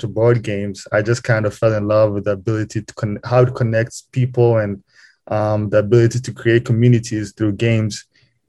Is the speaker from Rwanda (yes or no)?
yes; Kigali, Rwanda; moved away as an adult; now in Lincoln, United States; was born and raised in Kigali, Rwanda, which is in East Africa. I spent most of my life there, high school, all that stuff